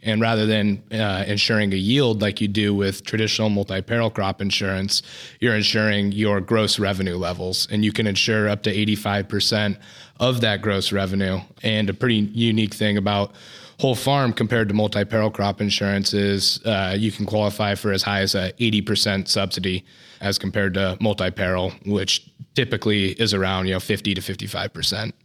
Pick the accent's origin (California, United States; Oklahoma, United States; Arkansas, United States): California, United States; Woodland; I'm from Woodland, California, and work here out of the Woodland office.